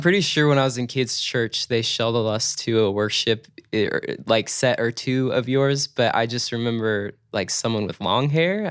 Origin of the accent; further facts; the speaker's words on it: Chico, California, United States; also born or lived in Torrance, California; Chico, California, honestly, that's home for me. Like, I call Chico my hometown